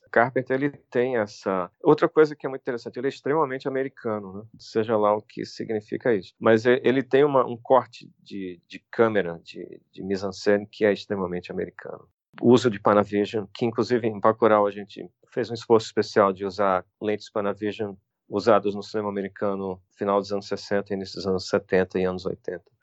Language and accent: Portuguese; Brazil; nós somos brasileiros, somos artistas brasileiros